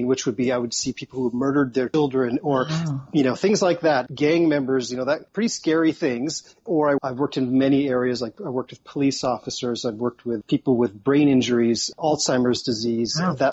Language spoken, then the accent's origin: English; Toronto, Ontario, Canada; I've moved to a smaller part, basically a town, as opposed to I was from Toronto, which is the biggest city in Canada.